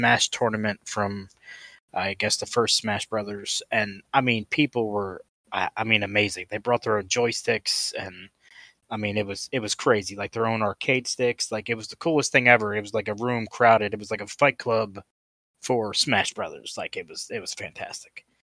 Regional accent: Maryland, United States; I'm from Maryland

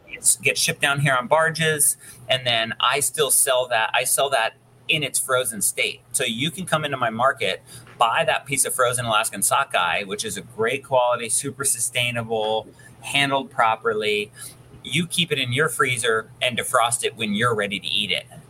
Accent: Sandpoint, Idaho, United States; my hometown in Sandpoint, which is northern Idaho

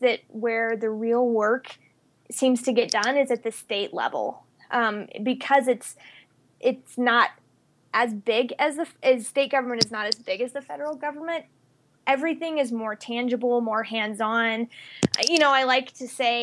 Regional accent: Mississippi, United States; moved away as an adult; also born or lived in California / Washington, D.C. / Colorado Springs; now in Colorado, United States; I am originally from Mississippi. And I first left when I went to college in California

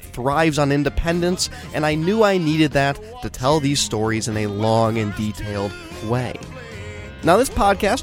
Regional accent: Chicago, Illinois, United States; as a Chicagoan

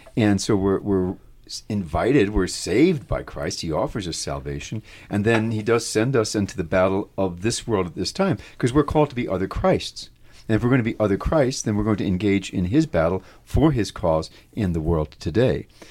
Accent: New York, United States; my hometown, like New York

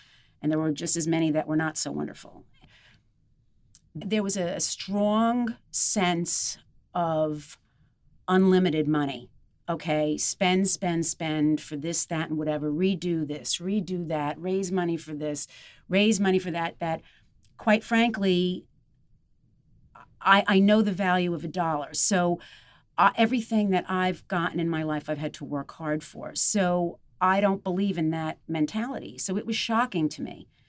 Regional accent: Glen Head, New York, United States; When I was growing up in Glenhead and the surrounding areas, it was very blue collar.

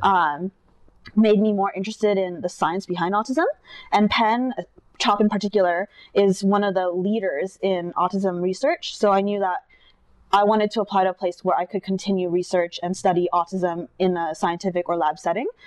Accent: Irvine, California, United States; moved away as an adult; also born or lived in Philadelphia / New York City; I grew up in Irvine.

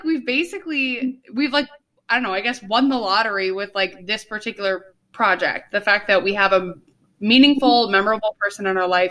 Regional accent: Northfield, United States; I'm from Northfield

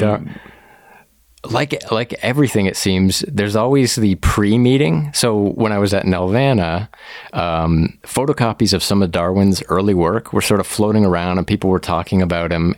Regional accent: Woodstock, Ontario, Canada; also born or lived in Oakville, Ontario; originally, I grew up in Southwestern Ontario, uh, Woodstock, Ontario specifically, like went, you know, from kindergarten to high school all the way there

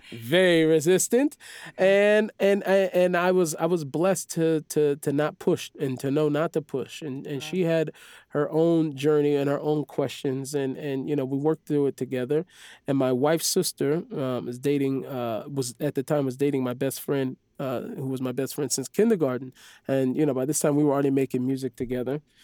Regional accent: Seattle, Washington, United States; moved away as an adult; now in Israel; I grew up in the Jewish neighborhood

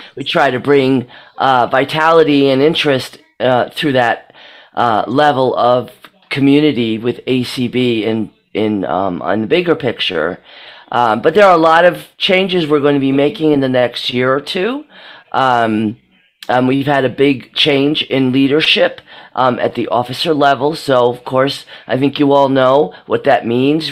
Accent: Monroeville, Pennsylvania, United States; I'm from Monroeville, Pennsylvania

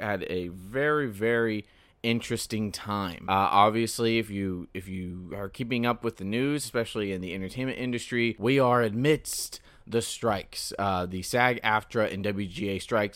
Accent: Central California, United States; now in Southern California, United States; I'm from Central California, where it is dry and arid, and it sucks.

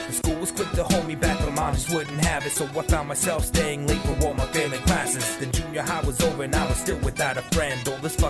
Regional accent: Iowa, United States; I was born and raised in Iowa, life of a small town.

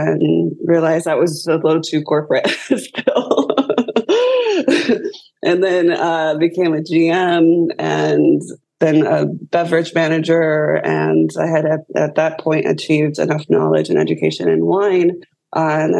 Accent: Southern California, United States; now in Orlando, United States; I grew up in Southern California

